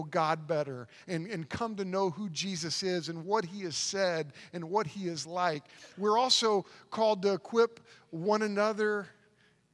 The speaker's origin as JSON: {"language": "English", "town": "Oklahoma City", "region": "Oklahoma", "country": "United States", "tie": "born or raised there", "moved": "yes", "said": "I grew up in Oklahoma City, on the south side of Oklahoma City, in kind of a rough neighborhood"}